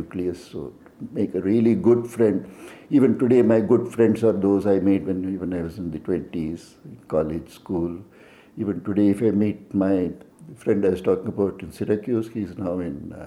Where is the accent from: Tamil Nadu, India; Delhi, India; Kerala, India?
Tamil Nadu, India; moved away as an adult; also born or lived in Noida; now in Seattle, United States; I'm from Tamil Nadu and I can speak fluent Tamil